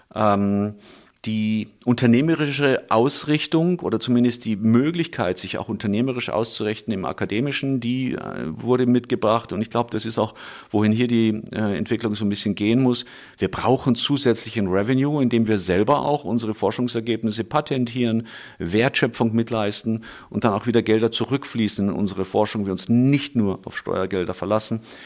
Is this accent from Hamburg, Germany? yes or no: no; Munich, Bavaria, Germany; moved away as an adult; also born or lived in United States; ich gebürtiger Münchner bzw. Schwabinger bin, hier aufgewachsen